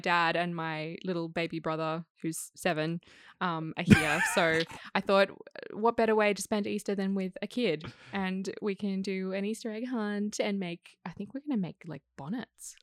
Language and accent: English; Sydney, New South Wales, Australia; I grew up in Kensington